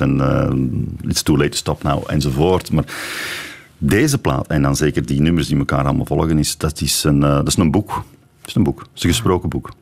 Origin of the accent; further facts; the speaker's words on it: Belgium; als Belg